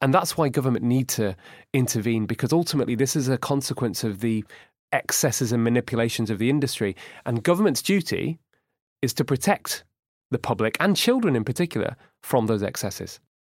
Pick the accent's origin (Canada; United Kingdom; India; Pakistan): United Kingdom; Manchester, North West England; also born or lived in Edinburgh; we grew up in Manchester and we went to the same school and same university